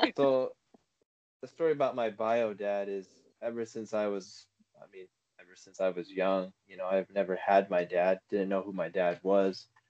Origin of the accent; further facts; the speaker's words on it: Prescott, Arizona, United States; I'm from Prescott